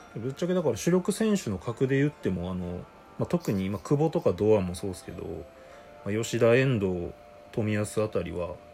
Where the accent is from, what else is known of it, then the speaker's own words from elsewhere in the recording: Hyogo, Japan; 僕の地元兵庫